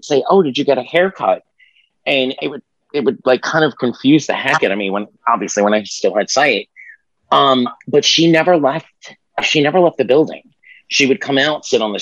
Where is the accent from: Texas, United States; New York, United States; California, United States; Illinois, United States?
New York, United States; New York City; now in Miami, United States; from Miami, Florida now, but I'm originally from Staten Island, New York